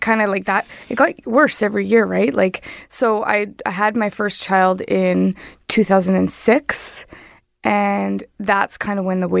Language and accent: English; Winnipeg, Manitoba, Canada; moved away as an adult; also born or lived in Ontario; Home is Winnipeg, born and raised in Winnipeg.